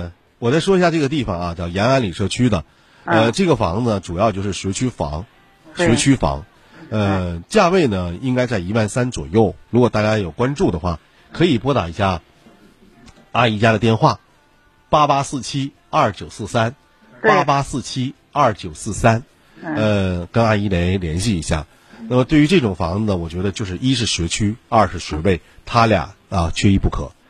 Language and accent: Chinese; Northeast China, China; 因为咱们东北人